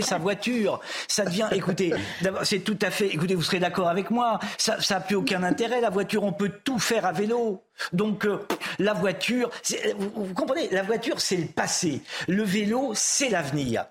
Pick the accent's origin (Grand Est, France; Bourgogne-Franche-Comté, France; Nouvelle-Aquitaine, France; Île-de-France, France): Nouvelle-Aquitaine, France; Châtellerault; je suis né en province, à Châtellerault